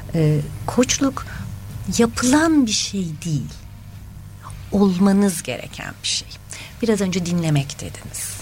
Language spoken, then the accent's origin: Turkish; Adana, Turkey; moved away as an adult; also born or lived in Ankara / Istanbul; Ankara doğumluyum. Ee, eğitim hayatımı Çukurova bölgesinde geçirdim üniversiteye kadar